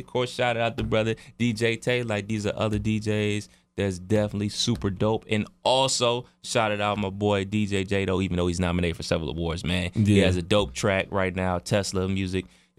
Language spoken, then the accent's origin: English; Cleveland, Ohio, United States; so I would almost be I would be representing Dayton more than Cleveland, but I am from Cleveland